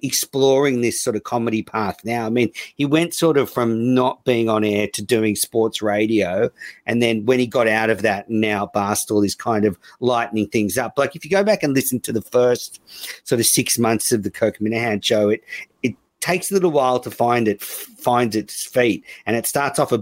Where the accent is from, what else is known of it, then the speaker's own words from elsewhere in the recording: Australia; I'm Australian